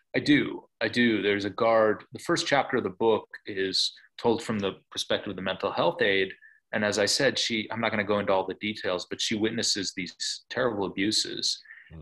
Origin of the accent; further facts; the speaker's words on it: Buffalo, New York, United States; I grew up in Buffalo, uh, New York